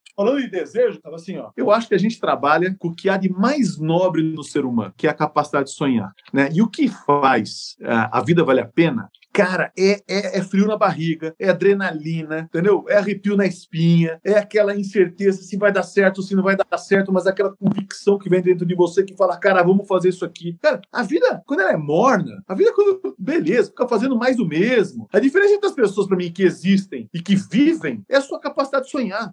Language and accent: Portuguese; Sorocaba, São Paulo, Brazil; como sou de Sorocaba